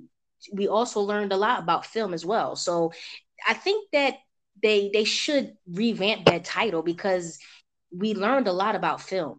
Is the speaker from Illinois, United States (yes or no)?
no; Philadelphia, Pennsylvania, United States; moved away as an adult; now in Atlanta, United States; I am originally from Philadelphia, born and raised